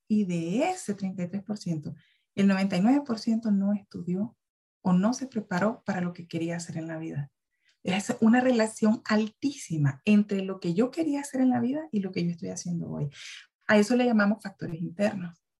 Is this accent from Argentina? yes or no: no; Nicaragua; also born or lived in Guatemala; now in Central America; yo soy una mujer nicaragüense